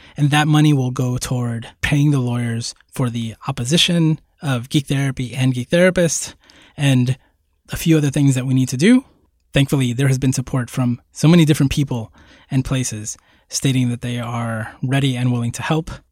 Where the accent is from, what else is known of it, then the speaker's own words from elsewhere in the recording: Puerto Rico; moved away; also born or lived in New York City, United States; I was born in Puerto Rico